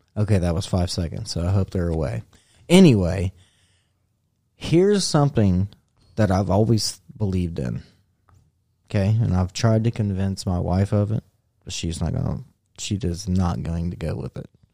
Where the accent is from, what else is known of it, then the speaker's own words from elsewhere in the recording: United States; as American